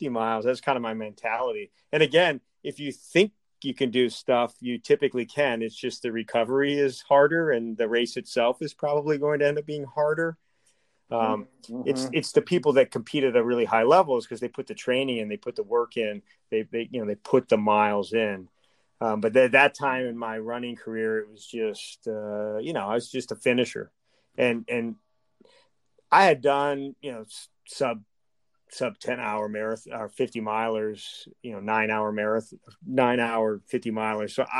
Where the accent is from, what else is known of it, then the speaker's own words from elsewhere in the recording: Scranton, Pennsylvania, United States; moved away as an adult; I grew up in Scranton, Pennsylvania